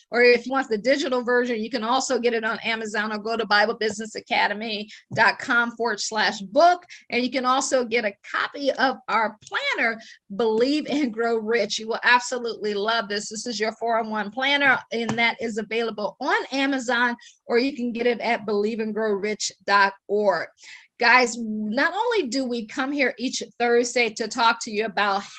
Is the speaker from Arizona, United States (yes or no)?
no; Akron, Ohio, United States; moved away as an adult; also born or lived in Washington, D.C. / Baltimore / Boston / Pittsburgh; I am from Akron, Ohio. I always joke and say I grew up shy, sheltered, and in church basically 6 days a week